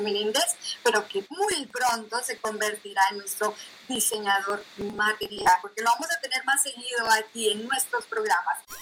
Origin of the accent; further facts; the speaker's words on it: Colombia; now in Netherlands; yo soy de Colombia, pero soy de provincia